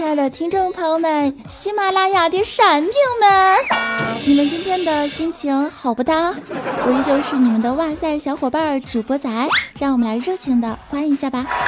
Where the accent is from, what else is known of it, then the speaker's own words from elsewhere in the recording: China; 这主要我是中国人呐